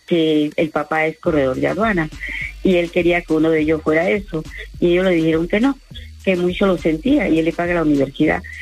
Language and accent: Spanish; Panama; moved away as an adult; Soy panameña, tengo un año de vivir aquí